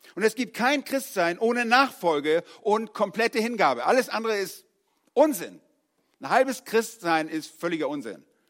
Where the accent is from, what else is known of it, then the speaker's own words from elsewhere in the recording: Northern Germany, Germany; moved away; als Norddeutscher